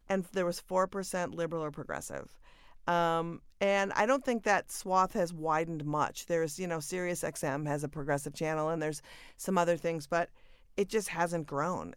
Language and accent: English; Minnesota, United States; moved away; born and raised in Minnesota